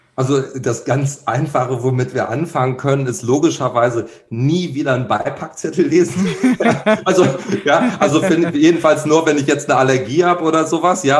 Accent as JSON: {"language": "German", "town": "Cologne", "region": "North Rhine-Westphalia", "country": "Germany", "said": "hier als Kölner"}